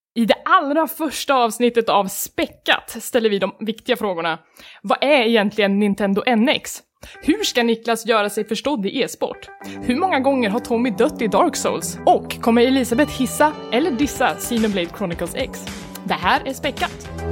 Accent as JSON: {"language": "Swedish", "region": "Värmland", "country": "Sweden", "moved": "yes", "said": "jag kommer från Värmland"}